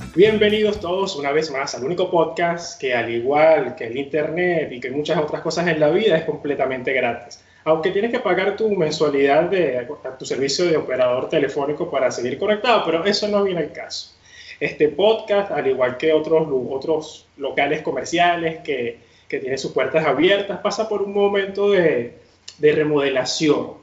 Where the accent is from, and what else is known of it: Venezuela